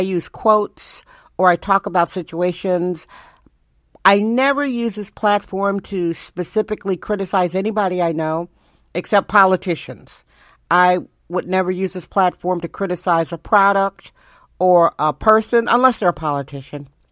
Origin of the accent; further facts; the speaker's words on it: Milwaukee, Wisconsin, United States; now in San Francisco, United States; where I was born in Wisconsin.